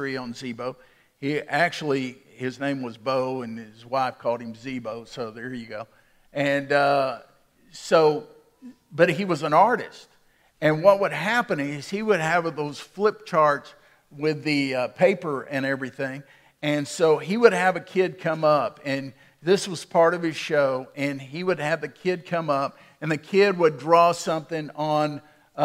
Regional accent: Waco, Texas, United States; When I was a boy growing up in Waco

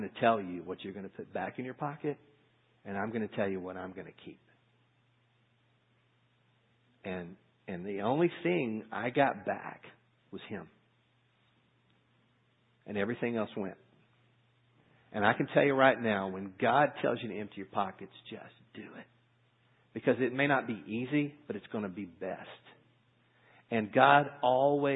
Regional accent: United States; as American Christians, as Western Christians

